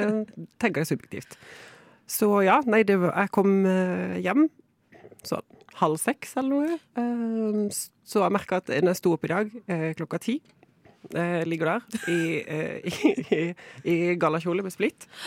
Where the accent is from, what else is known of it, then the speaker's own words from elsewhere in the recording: Kristiansand, Agder, Norway; moved away; jeg kommer fra Kristiansand. Jeg sier jo jeg er liksom flyktning fra bibelbeltet